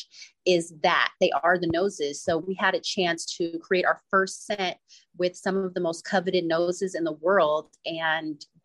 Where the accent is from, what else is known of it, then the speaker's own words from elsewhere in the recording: East Bay, Northern California, United States; I grew up in Northern California in the East Bay